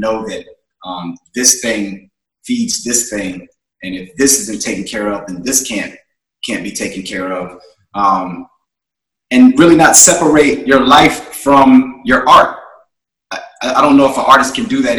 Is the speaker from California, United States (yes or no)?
no; Charlottesville, Virginia, United States; I was born in Charlottesville, Virginia.